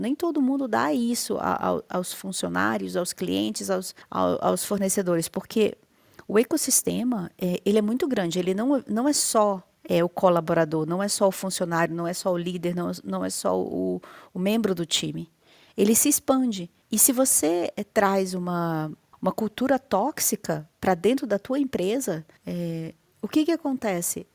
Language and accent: Portuguese; Manaus, Amazonas, Brazil; now in Curitiba, Brazil; nasci em Manaus, mas estou em Curitiba